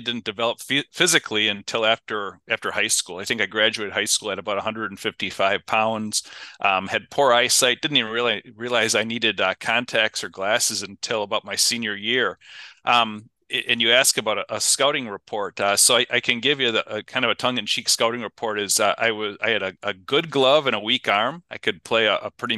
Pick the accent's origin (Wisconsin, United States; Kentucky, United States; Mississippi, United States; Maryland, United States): Wisconsin, United States; Kenosha; I'm originally from Kenosha, Southside kid. Grew up there